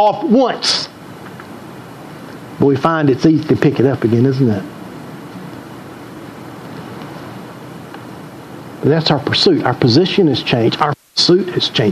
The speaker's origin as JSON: {"language": "English", "region": "the South", "country": "United States", "tie": "born or raised there", "said": "I grew up here in the South."}